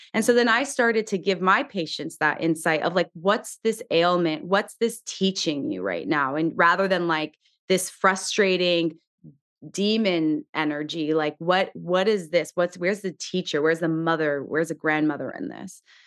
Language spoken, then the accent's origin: English; Southern California, United States; I grew up in Southern California, the daughter